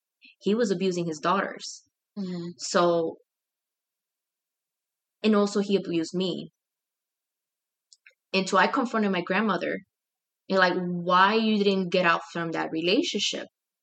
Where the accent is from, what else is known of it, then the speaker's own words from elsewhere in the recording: Puerto Rico; now in Chicago, United States; I was born here in Chicago, but I was taken to Puerto Rico. I had to learn a new language, English, sign language, and then Spanish.